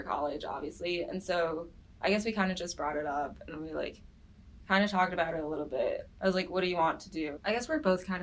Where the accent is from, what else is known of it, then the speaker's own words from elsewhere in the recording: Farmington Hills, Michigan, United States; I'm from Farmington Hills, Michigan